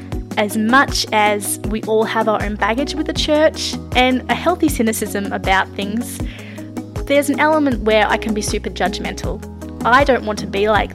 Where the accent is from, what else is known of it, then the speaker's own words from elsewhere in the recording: Australia; also born or lived in Melbourne, Australia / Nashville, Tennessee, United States; I am definitely Australian